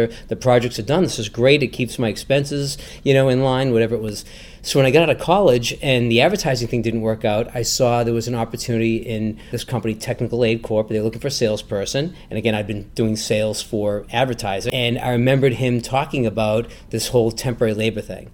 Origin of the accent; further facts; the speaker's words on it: Natick, Massachusetts, United States; I grew up in Natick